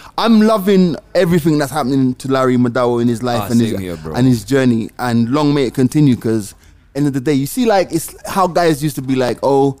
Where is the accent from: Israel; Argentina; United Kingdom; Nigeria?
United Kingdom; England; I'm English.